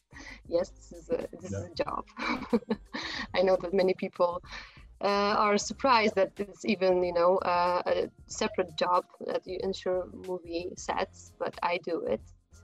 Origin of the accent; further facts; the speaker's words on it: Warsaw, Masovian Voivodeship, Poland; also born or lived in Prague, Czechia; I come from Poland, from Warsaw. Although I was born in the Czech Republic, in Prague.